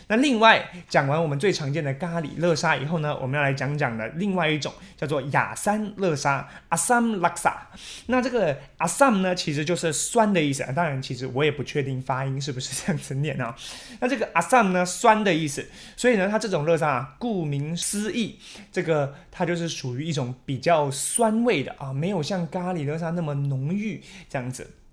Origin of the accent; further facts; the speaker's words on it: Taiwan; 我们台湾人也很爱吃